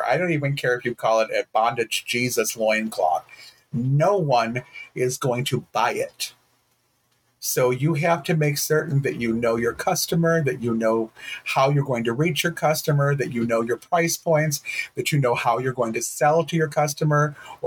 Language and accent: English; Detroit, Michigan, United States; moved away as an adult; also born or lived in Texas; now in Michigan, United States; I grew up in Detroit and I am a dude with beige skin